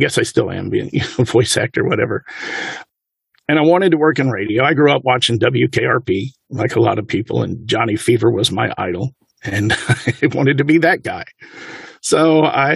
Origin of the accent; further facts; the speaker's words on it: Atlanta, Georgia, United States; moved away as an adult; now in Houston, United States; I grew up in Atlanta